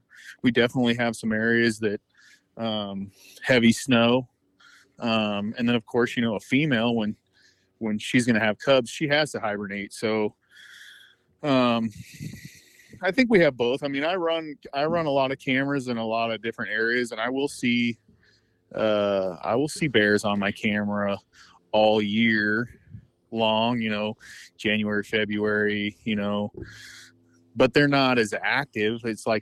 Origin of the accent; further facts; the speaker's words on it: California, United States; But I'm from the northern part. Where the main population of bears are.